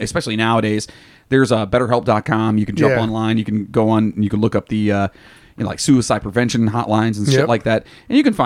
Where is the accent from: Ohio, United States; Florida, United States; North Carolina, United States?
Ohio, United States; Cleveland; also born or lived in West Virginia; I grew up in, you know, Cleveland